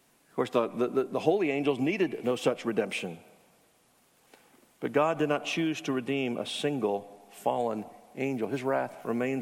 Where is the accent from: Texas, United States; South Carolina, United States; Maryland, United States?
South Carolina, United States; Charleston; I grew up in Charleston where the Citadel is